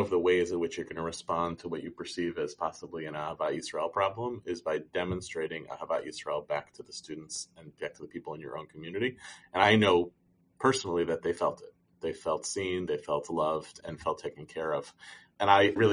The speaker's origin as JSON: {"language": "English", "country": "United States", "said": "we as American Jews"}